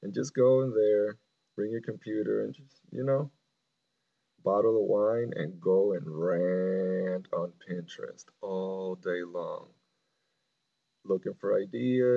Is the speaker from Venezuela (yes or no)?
yes; Venezuela; moved away; I grew up in Venezuela